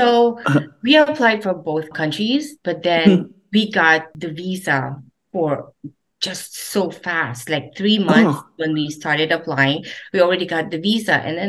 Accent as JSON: {"language": "English", "town": "Meycauayan", "region": "Central Luzon", "country": "Philippines", "tie": "born or raised there", "also_born_or_lived": "Manila / Dubai", "moved": "as an adult", "lives_now": "Niagara Falls, Canada", "said": "I was born in the Philippines and particularly in Mekawayan, Bulacan. Mm-hmm. So I grew up there"}